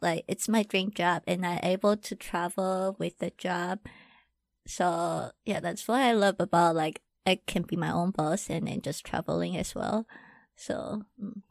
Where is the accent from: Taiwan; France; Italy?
Taiwan; English is a second language; I'm from Taiwan.